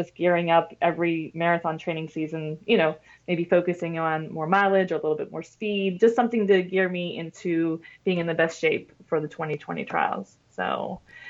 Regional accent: Pittsburgh, Pennsylvania, United States; moved away; I went to Pittsburgh, which is my hometown

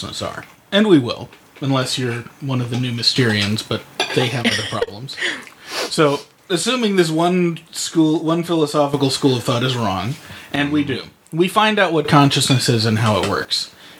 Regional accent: United States; I'm American

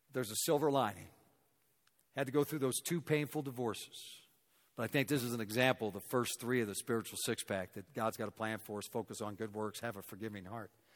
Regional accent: Raytown, Missouri, United States; now in Denver, United States; I grew up in Raytown, Missouri, a suburb of Kansas City

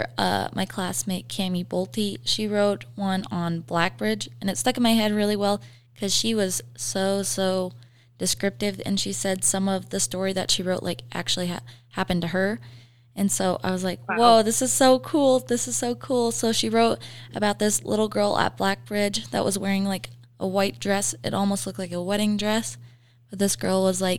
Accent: Montana, United States; now in Riverton, United States; I'm originally from Montana

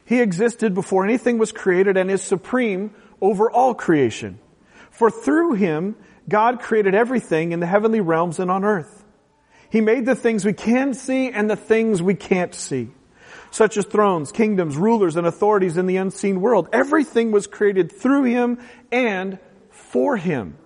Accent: West Coast, United States; moved away; I'm from the West Coast, a very utilitarian culture

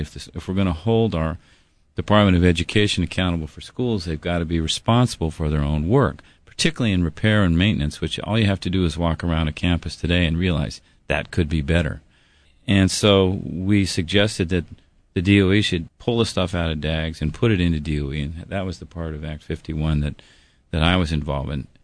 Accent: Denver, Colorado, United States; moved away as an adult; now in Hawaii, United States; I was from Denver.

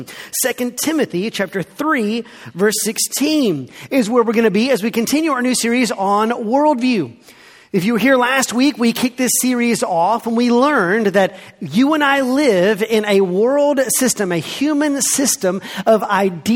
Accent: the South, United States; I grew up here in the South.

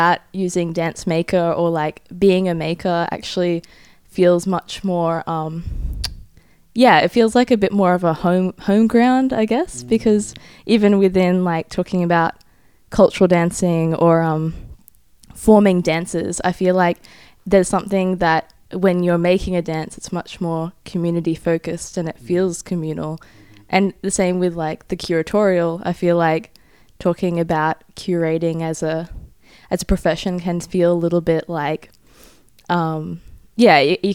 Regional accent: Australia; I'm an Australian-Japanese artist and researcher

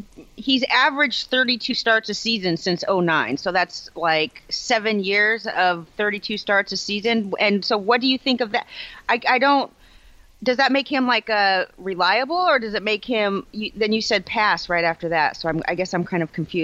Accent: California, United States; moved away; where I grew up in California

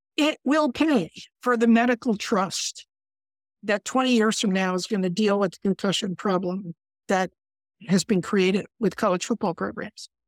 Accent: Connecticut, United States; I come from Connecticut

